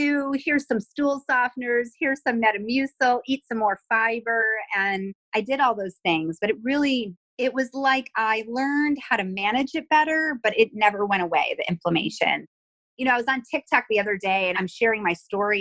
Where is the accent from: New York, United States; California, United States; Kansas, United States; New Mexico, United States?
New York, United States; Buffalo; moved away as an adult; now in Texas, United States; I'm originally from Buffalo, New York, and I moved to Texas around 2001